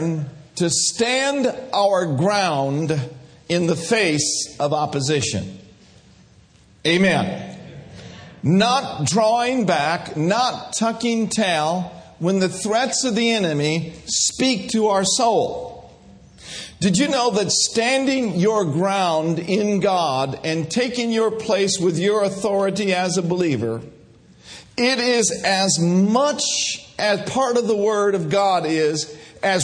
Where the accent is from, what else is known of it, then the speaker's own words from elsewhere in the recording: Minneapolis, Minnesota, United States; I grew up in Minneapolis, Minnesota, grew up a little Catholic boy